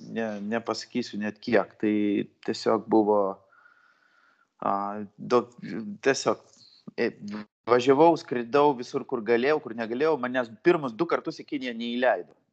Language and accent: Lithuanian; Vilnius, Vilnius County, Lithuania; gimiau, žaugau Vilniui, Karoliniškėse